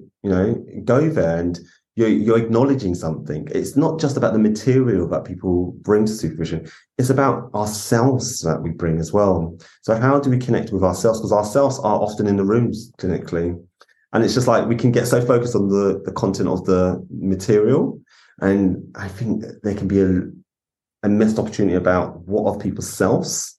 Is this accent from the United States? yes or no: no; London, United Kingdom; also born or lived in Islington / Tottenham; As a black man growing up in London